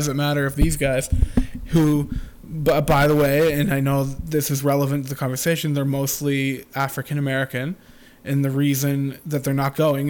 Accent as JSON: {"language": "English", "country": "Canada", "said": "I'm Canadian"}